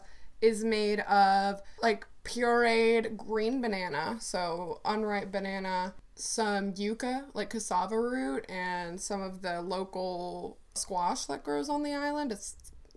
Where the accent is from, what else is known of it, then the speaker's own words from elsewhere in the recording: Ohio, United States; this is the stuff that I grew up eating, even though I grew up in Ohio